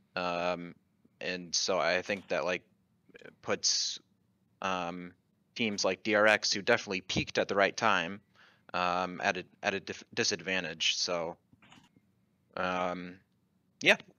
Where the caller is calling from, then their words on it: Chapel Hill, North Carolina, United States; I am calling from Chapel Hill, North Carolina